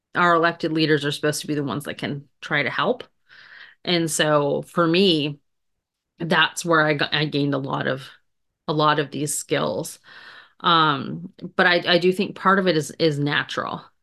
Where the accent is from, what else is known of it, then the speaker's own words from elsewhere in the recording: Canada; moved away as an adult; also born or lived in Grand Forks, North Dakota; I grew up in Canada